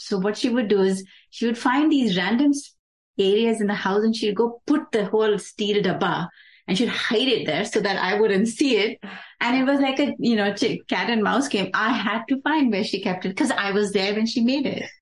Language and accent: English; Dubai, United Arab Emirates; now in United States; we grew up in Dubai